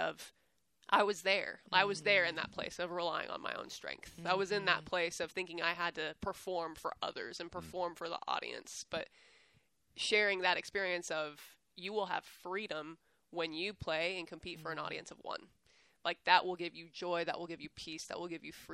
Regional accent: San Antonio, Texas, United States; moved away as an adult; also born or lived in Fayetteville, Arkansas; now in Waco, United States; I'm from San Antonio, born and raised, so that's where my whole family is

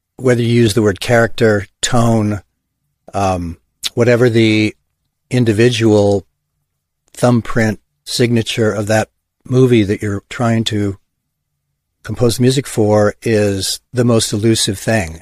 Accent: Hawthorne, California, United States; also born or lived in Los Angeles / Ojai; I grew up in Hawthorne, Gardena, Torrance, South Bay Area.

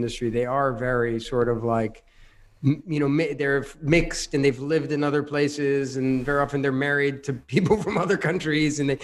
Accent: United States; I grew up in America

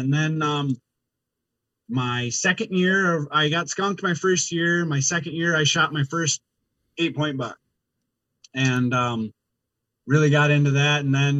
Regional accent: Wisconsin, United States; Well, so I born and raised in Wisconsin, been a part of the Orange Army pretty much ever since I could hold a firearm at 12.

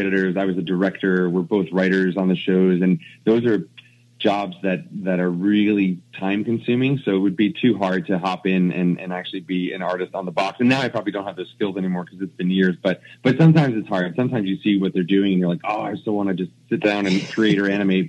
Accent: New Jersey, United States; moved away as an adult; now in Vancouver, Canada; when we grew up in New Jersey

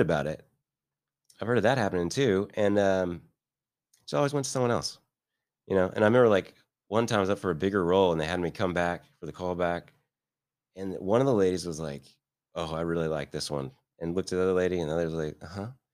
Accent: Midwest, United States; also born or lived in Beverly Hills, California; now in Kansas City, United States; I'm from the Midwest and Midwestern guy

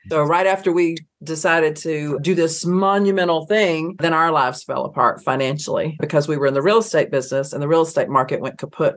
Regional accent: Athens, Georgia, United States; grew up in Athens, Georgia

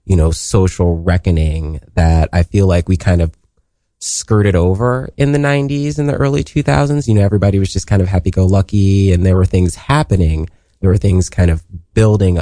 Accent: Columbus, Ohio, United States; moved away as an adult; now in New York City, United States; I was born in Columbus, Ohio. I'm a Buckeye, and I was born in a neighborhood called Linden

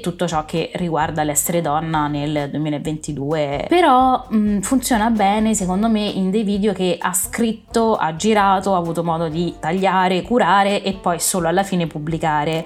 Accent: Rome, Lazio, Italy; io sono romana

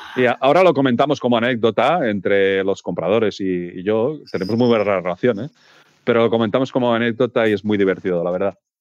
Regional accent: Peralada, Catalonia, Spain; mi pueblo, en Peralada

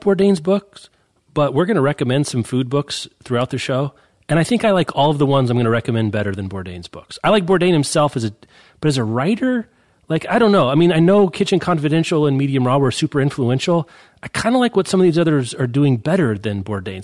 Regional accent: Lawrence, Kansas, United States; my hometown, Lawrence

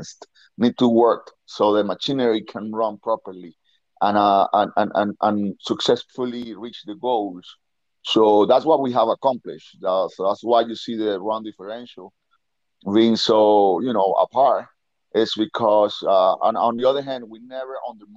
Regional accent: Venezuela; moved away; in Venezuela, back in my hometown

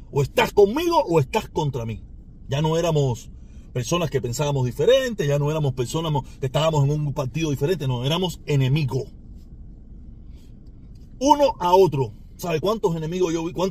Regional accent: Cuba; now in United States; el ejemplo que ellos tienen para lo que no se debe hacer con la inmigración en este país somos los cubanos

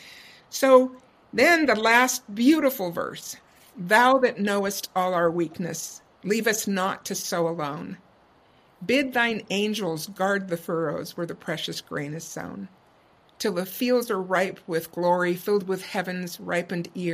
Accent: Indiana, United States; moved away; growing up in Indiana

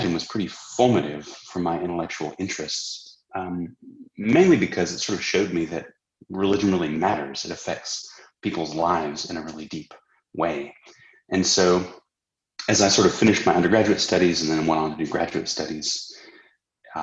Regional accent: Southern California, United States; moved away as an adult; now in Australia; I was raised in Southern California in a really conservative Christian home

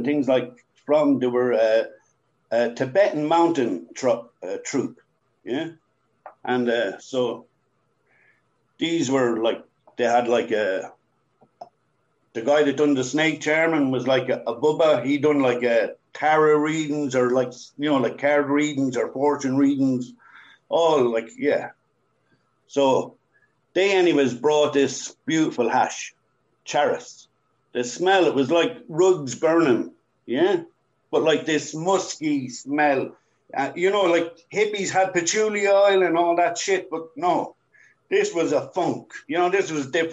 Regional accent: Ireland; moved away; growing up in Ireland, I seen way too much

